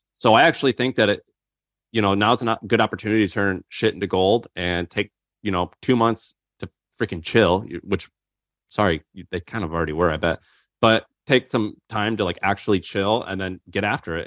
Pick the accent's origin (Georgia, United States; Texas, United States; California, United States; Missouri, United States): Missouri, United States; I grew up in Missouri.